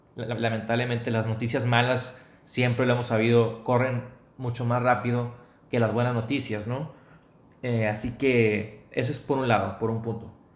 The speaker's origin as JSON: {"language": "Spanish", "town": "Mexicali", "region": "Baja California", "country": "Mexico", "tie": "born or raised there", "moved": "yes", "lives_now": "Monterrey, Mexico", "said": "ahorita vivimos en Monterrey, en mi ciudad natal, Mexicali, en mi estado, Baja California, en mi estado actual, Nuevo León"}